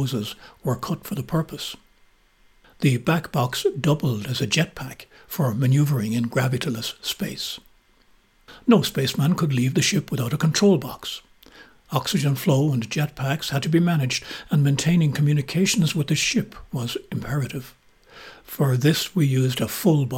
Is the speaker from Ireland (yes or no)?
yes; Kilcullen, County Kildare, Ireland; us youngsters growing up in Kilcullen in the early 1950s